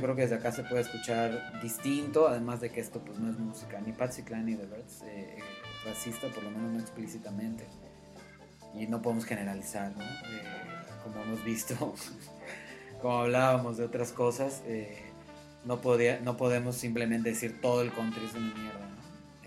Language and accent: Spanish; Yucatán, Mexico; de donde yo vengo, del estado de Yucatán